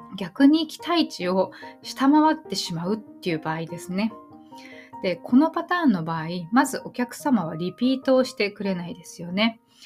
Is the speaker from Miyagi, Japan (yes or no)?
no; Tokyo, Japan; now in Yokohama, Japan; 私は今横浜に住んでいて、まあ、東京生まれ